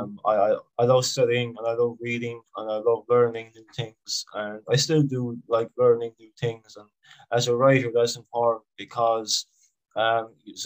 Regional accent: Ireland; I'm from Ireland.

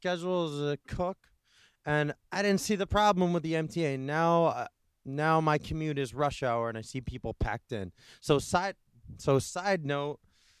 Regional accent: New York, United States; Rural upstate New York.

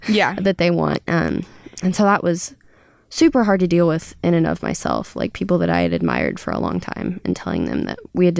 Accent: Kansas, United States; Southeast Kansas. It's like by Oklahoma and Missouri.

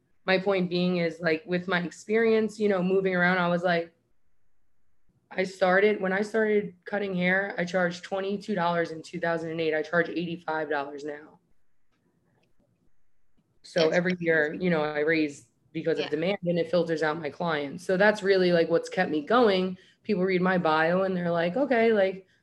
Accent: New York, United States; moved away as an adult; also born or lived in South Florida; I'm from New York. I do hair

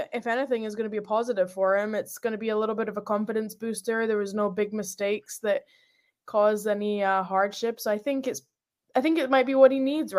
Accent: Scotland, United Kingdom; moved away; So, like, so when I came from Scotland to over here, I stepped off the plane and that heat was big difference.

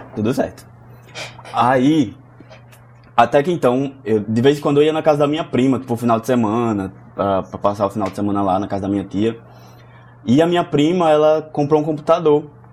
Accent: Santa Rita, Paraíba, Brazil; eu sou natural de Santa Rita, é, região metropolitana aqui de João Pessoa, Paraíba

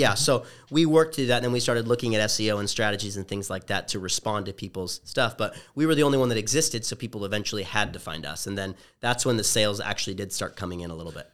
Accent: Orange County, Southern California, United States; also born or lived in Los Angeles; I'm originally from Southern California, as you mentioned, from the O C

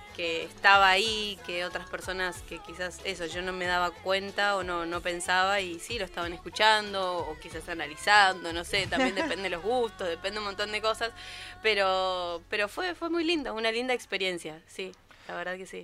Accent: Posadas, Misiones, Argentina; moved away; yo vivía en Misiones, soy de Posadas

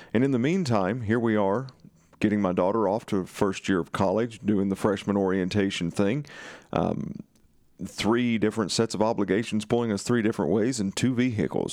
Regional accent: Eastern Kentucky, United States; accent: Eastern Kentucky; my Eastern Kentucky dialect

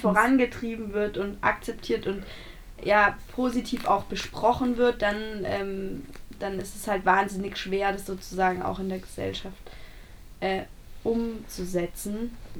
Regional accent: Bavaria, Germany; ein Kohlewerk bei uns in Bayern

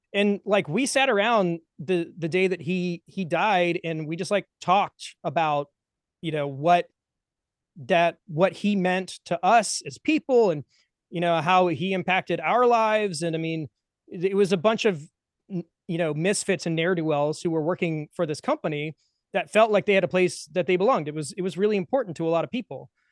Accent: Atlanta, Georgia, United States; I'm from the Atlanta area

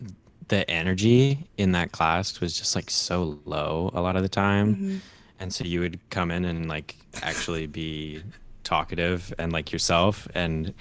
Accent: Rochester, Minnesota, United States; moved away as an adult; also born or lived in Boston; I'm 20 years old, born and raised in Rochester, Minnesota

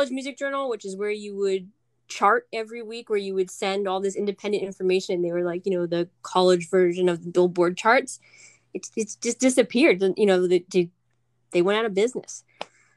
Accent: Pine Bush, New York, United States; I grew up in Pine Bush, New York

